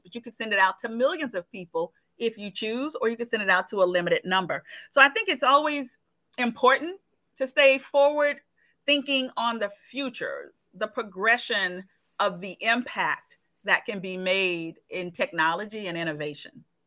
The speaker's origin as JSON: {"language": "English", "town": "Montgomery", "region": "Alabama", "country": "United States", "tie": "born or raised there", "also_born_or_lived": "Atlanta", "moved": "as an adult", "said": "my home state is Alabama. I'm from Montgomery, Alabama"}